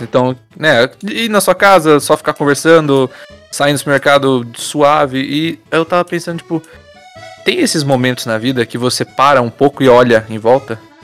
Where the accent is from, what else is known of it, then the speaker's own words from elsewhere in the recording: Brazil; eu ainda sou brasileiro